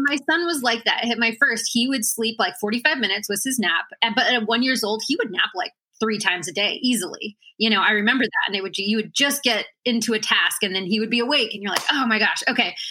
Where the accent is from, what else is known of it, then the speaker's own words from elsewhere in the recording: Washington, United States; moved away as an adult; also born or lived in Juneau, Alaska; I was born in Juneau, Alaska, and then um, I spent most of my growing up years in Washington. So, I think from about six to 18, I was in Washington